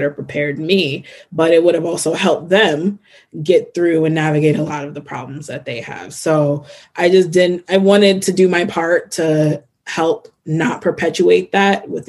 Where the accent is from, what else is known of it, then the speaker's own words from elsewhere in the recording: Newark, New Jersey, United States; I grew up in Newark, New Jersey.